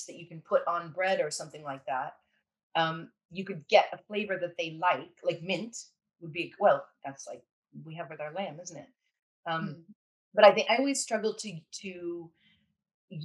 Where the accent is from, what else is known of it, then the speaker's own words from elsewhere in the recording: California, United States; I'm from California